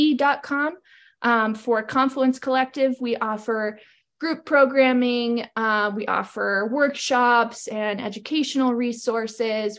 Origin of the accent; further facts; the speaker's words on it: Maine, United States; moved away as an adult; now in Missoula, United States; I grew up in Maine and I'm currently residing in Missoula, Montana.